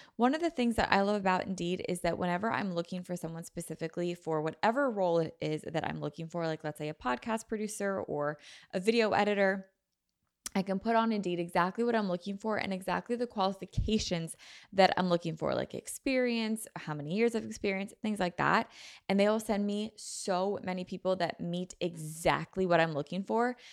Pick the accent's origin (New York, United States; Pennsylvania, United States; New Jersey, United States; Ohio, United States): Pennsylvania, United States; we're all from Pennsylvania